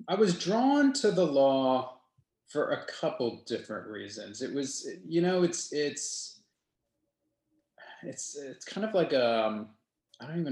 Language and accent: English; Lancaster, Pennsylvania, United States; born or raised there; moved away as an adult; also born or lived in Richmond, Virginia